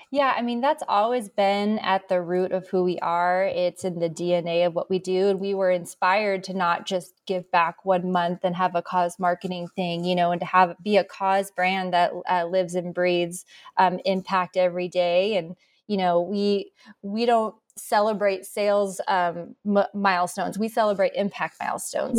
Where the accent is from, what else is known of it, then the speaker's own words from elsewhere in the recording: Arizona, United States; Born and raised in Arizona